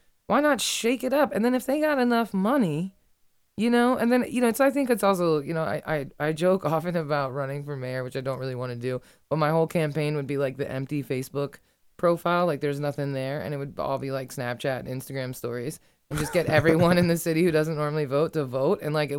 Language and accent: English; Ireland; I'm Irish. I'm honest, you know?